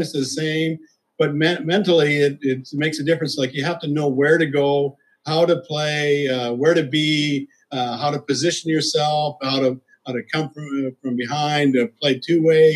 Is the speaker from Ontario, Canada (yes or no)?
no; Saskatchewan, Canada; moved away; I'm always from Canada, so I played for Canada all those years